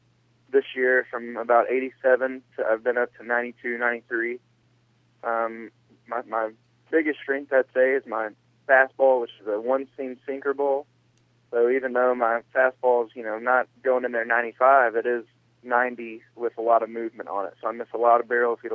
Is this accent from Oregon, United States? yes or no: no; Huntsville, Alabama, United States; growing up in Alabama